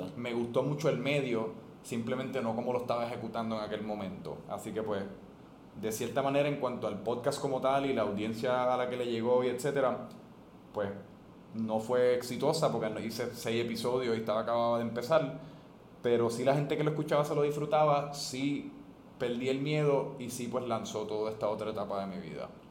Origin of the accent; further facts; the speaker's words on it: Puerto Rico; first language Spanish; yo soy boricua yo quiero volver a Puerto Rico